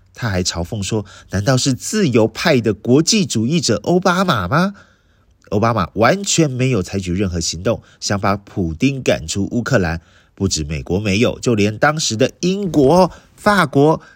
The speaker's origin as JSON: {"language": "Chinese", "country": "Taiwan", "said": "我们台湾人"}